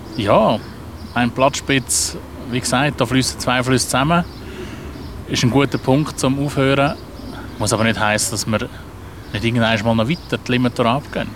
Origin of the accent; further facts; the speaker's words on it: Zurich, Switzerland; also born or lived in Adliswil; Ich bin halt einfach schon ein Stadtkind